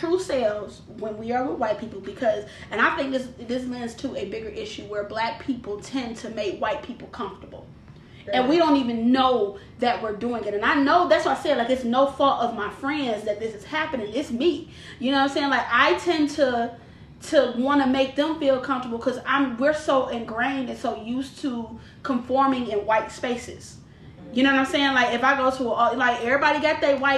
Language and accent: English; Detroit, Michigan, United States; also born or lived in Dearborn, Michigan; I was west side till I was 16. I was raised on Plymouth and Evergreen is where I was raised till I was 16. Then we moved out to Dearborn